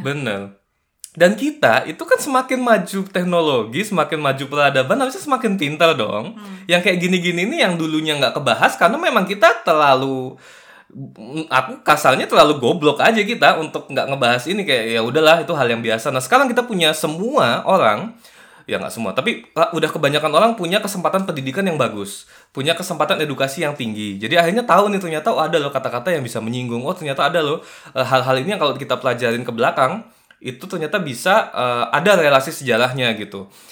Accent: Kalimantan, Indonesia

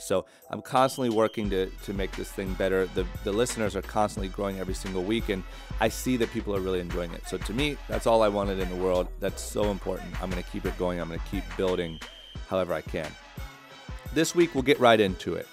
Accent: Ohio, United States; now in Orange County, United States; growing up in Ohio

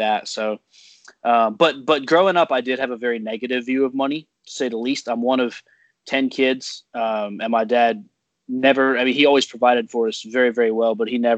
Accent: North Carolina, United States; also born or lived in Ohio; I was born in Ohio, and then I moved here to North Carolina, or my family moved here to North Carolina when I was 5 years old

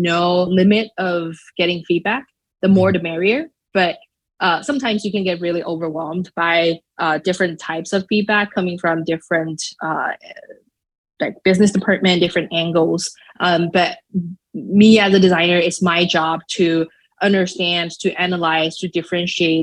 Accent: Shanghai, China; English is a second language; now in United States; I'm not a native speaker. I am originally from Shanghai, China. So English is not my mother tongue.

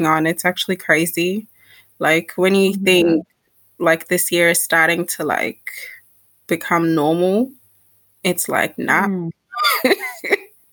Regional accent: Nigeria; I'm Nigerian

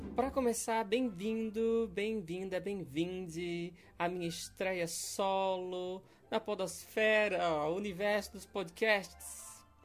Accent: Pernambuco, Brazil; now in Belo Horizonte, Brazil; Eu sou pernambucano, eu tô vivendo em Belo Horizonte atualmente.

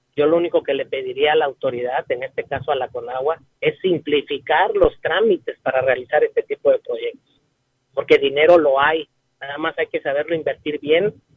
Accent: Tampico, Tamaulipas, Mexico; now in Ciudad Valles, Mexico; yo nací en la ciudad de Tampico pero me quedo a vivir aquí en Ciudad Valles

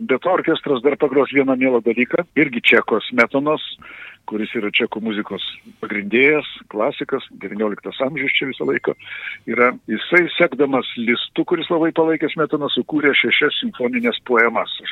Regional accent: Lithuania; aš esu lietuvis ir kalbu lietuviškai

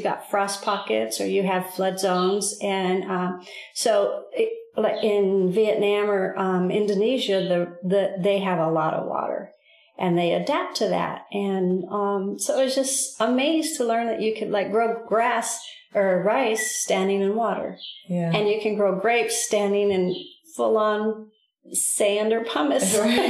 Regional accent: Southwest, United States; And because we're from the Southwest, this just feels like the perfect midway between Alaska and Florida.

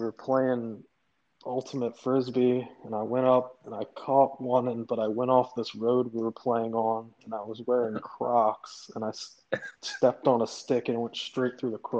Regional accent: Richmond, Virginia, United States; Lived in Richmond my whole life.

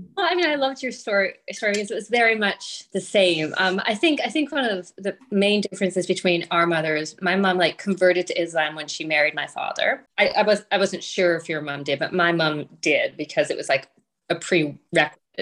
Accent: rural Ontario, Canada; also born or lived in Toronto; I was born in Toronto, but my parents moved us to a very rural area

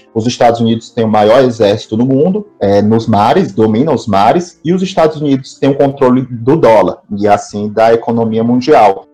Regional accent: Fortaleza, Ceará, Brazil; na minha cidade natal, que é Fortaleza

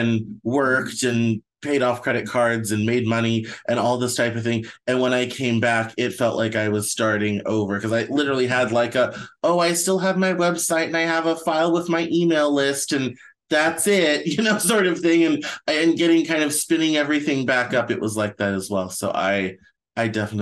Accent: Arvada, Colorado, United States; moved away as an adult; also born or lived in Greeley, Colorado; now in Seattle, United States; That's where I grew up. I grew up in Arvada.

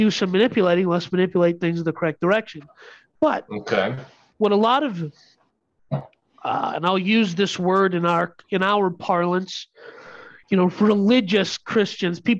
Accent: India; I'm Indian.

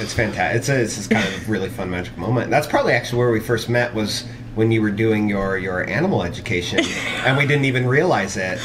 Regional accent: Pismo Beach, California, United States; now in Utah, United States; I grew up in Pismo Beach area

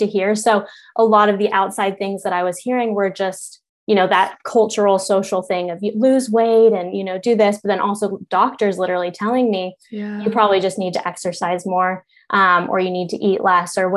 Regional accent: Colorado, United States; moved away; I grew up in Colorado

